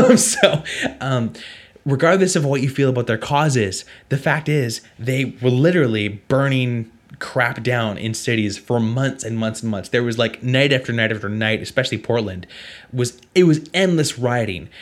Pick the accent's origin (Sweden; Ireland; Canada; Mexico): Canada; I'm from Canada